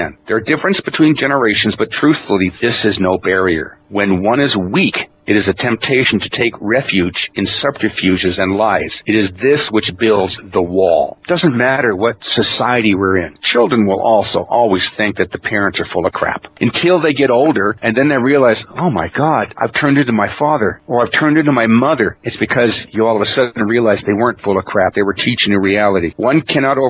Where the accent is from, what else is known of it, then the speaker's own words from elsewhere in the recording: Klamath Reservation, Oregon, United States; I was raised in Klamath. I'm Cherokee, raised in the Klamath Reservation